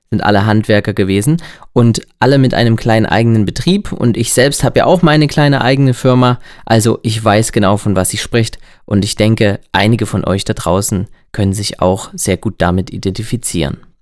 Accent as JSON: {"language": "German", "area": "Erzgebirge", "region": "Saxony", "country": "Germany", "accent": "Erzgebirgisch", "said": "unseren erzgebirgischen Dialekt"}